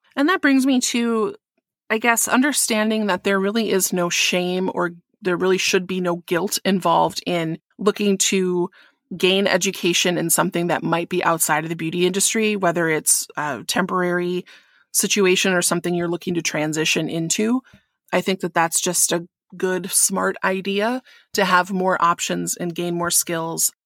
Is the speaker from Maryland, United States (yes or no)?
no; Wisconsin, United States; in Wisconsin, which is my home state